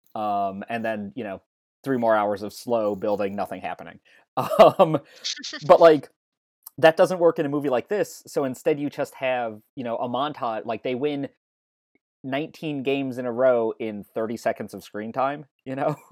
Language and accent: English; Chicago, Illinois, United States; growing up in Chicago then